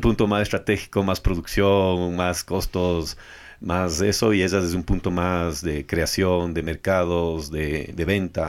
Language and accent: Spanish; Ecuador; como ecuatorianos